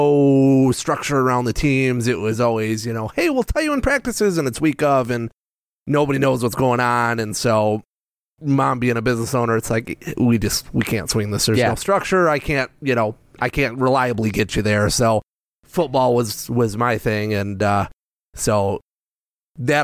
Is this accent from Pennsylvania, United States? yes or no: no; South Haven, Michigan, United States; also born or lived in Grand Rapids, Michigan / Allegan, Michigan / Saginaw, Michigan; I was born in Grand Rapids at the hospital, if that counts. However, grew up in the South Haven, Grand Junction area